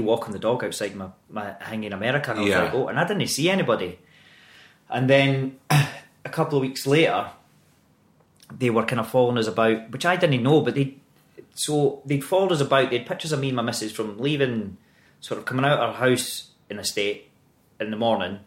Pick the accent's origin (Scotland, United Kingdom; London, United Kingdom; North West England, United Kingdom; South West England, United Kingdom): Scotland, United Kingdom; Greenock; accent: Scottish; moved away; Greenock, my hometown's always been my wee sanctuary